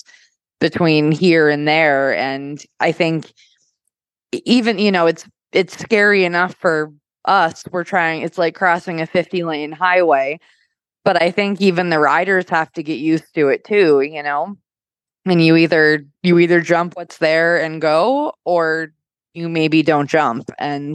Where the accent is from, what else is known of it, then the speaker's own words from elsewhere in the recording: United States; I'm from America